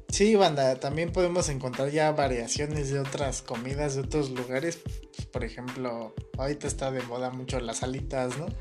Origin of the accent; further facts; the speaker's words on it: Mexico; los mexicanos comemos muchas vísceras